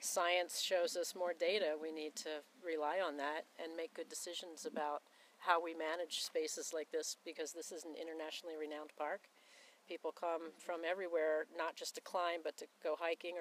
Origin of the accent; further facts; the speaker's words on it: Philadelphia, Pennsylvania, United States; I'm from Philadelphia, Pennsylvania